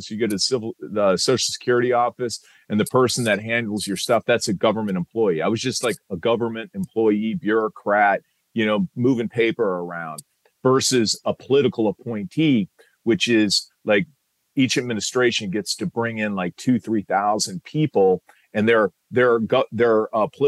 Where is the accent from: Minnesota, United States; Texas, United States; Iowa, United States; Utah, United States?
Iowa, United States; Iowa City; moved away; I was in from Iowa City, Iowa